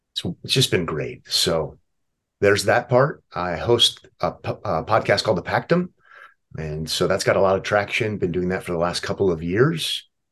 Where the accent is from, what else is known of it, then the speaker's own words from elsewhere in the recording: Omaha, Nebraska, United States; I was born and raised in Omaha